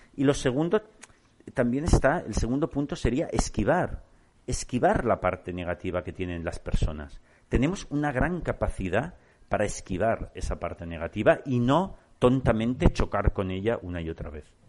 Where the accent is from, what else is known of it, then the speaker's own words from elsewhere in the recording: Barcelona, Catalonia, Spain; yo soy de Barcelona